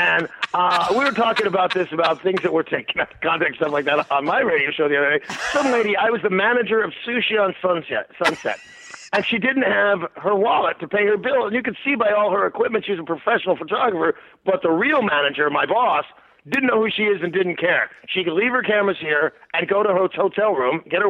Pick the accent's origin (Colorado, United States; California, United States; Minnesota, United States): California, United States; Los Angeles; moved away as an adult; also born or lived in Philadelphia, Pennsylvania; now in Seattle, United States; a little kid growing up in Hollywood